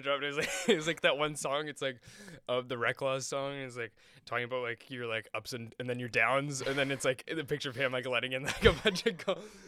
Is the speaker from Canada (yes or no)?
yes; Canada